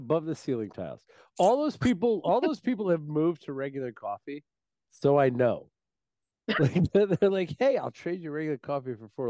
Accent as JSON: {"language": "English", "region": "New Jersey", "country": "United States", "said": "But I'm from Jersey."}